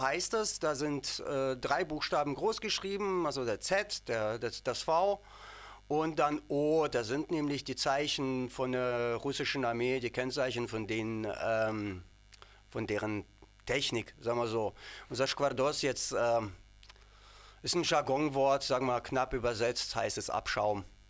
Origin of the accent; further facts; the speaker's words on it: Ukraine; now in Dresden, Germany; ich und unser Bassist Sanja, wir kommen aus der Ukraine beide